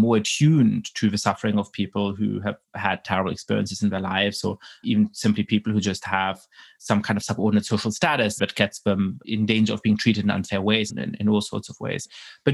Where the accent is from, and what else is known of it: Germany; born or raised there